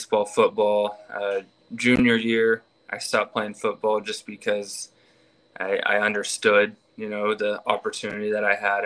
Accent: Houston, Texas, United States; also born or lived in Waco, Texas; I'm from Texas. I'm actually from Houston.

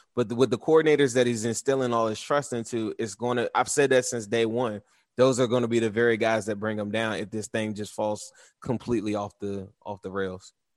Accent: Washington, District of Columbia, United States; I grew up in the Washington, D C area, but I had ties to Cincinnati.

